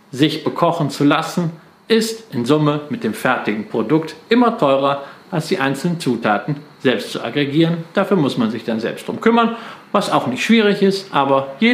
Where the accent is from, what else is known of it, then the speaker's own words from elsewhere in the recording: Datteln, North Rhine-Westphalia, Germany; born there; Sogar in meiner Geburtsstadt in Datteln gibt es äh, seit einiger Zeit ein Prologics-Zentrum.